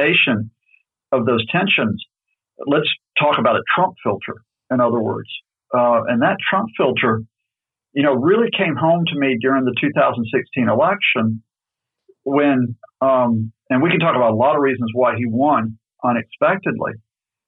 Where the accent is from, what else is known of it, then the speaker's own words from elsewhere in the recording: United States; moved away as an adult; now in United Kingdom; growing up in the States, and I was born in 62, and even after I came in here in the 80s, you don't completely leave your country behind